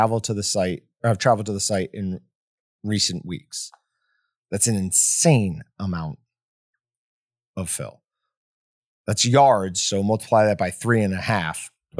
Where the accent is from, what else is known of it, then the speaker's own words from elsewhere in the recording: Fort Morgan, Colorado, United States; I grew up in Fort Morgan, Colorado. We had a sugar factory and a beef plant, and it was like a sewer right along the road.